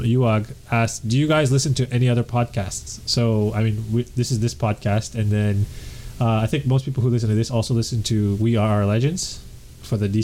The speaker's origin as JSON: {"language": "English", "country": "Canada", "said": "I'm Canadian"}